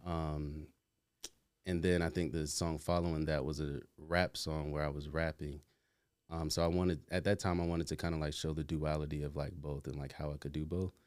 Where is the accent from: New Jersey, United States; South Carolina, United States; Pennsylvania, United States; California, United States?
South Carolina, United States; moved away as an adult; also born or lived in Atlanta; now in New York, United States; I'm originally from South Carolina